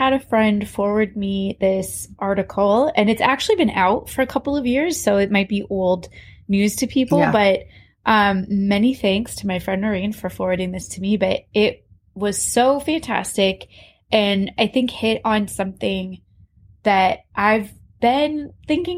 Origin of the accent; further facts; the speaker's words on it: Iowa, United States; we grew up in Iowa